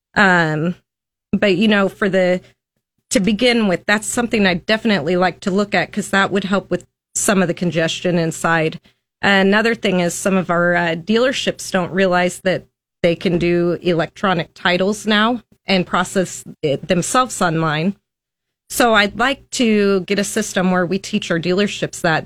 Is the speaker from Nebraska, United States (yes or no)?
yes; Lincoln, Nebraska, United States; I was born and raised in Lincoln, Nebraska